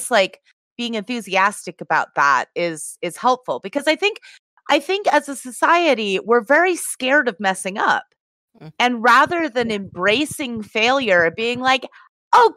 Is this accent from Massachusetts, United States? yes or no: yes; Massachusetts, United States; now in California, United States; I'm from Massachusetts.